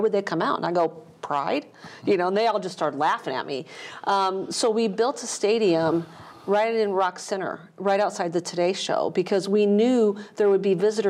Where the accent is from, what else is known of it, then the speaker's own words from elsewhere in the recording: outside Chicago, Northern Illinois, United States; moved away as an adult; now in Williamson County, United States; I came from Northern Illinois. Outside Chicago is where I grew up, so Midwesterner. I was born and raised in Illinois and had an opportunity to move to Nashville